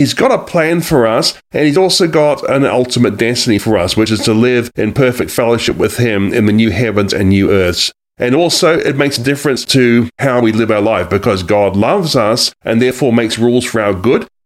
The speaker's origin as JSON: {"language": "English", "country": "New Zealand", "also_born_or_lived": "Australia", "moved": "as an adult", "lives_now": "United States", "said": "I am actually from a different country, as you can probably tell by now. I'm from New Zealand and Australia, but I have lived in this country for nine years."}